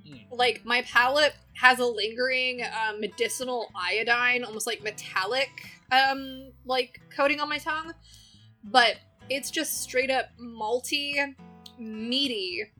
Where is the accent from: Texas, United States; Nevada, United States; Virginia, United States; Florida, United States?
Florida, United States; I'm from Florida and my family belongs to the orange groves.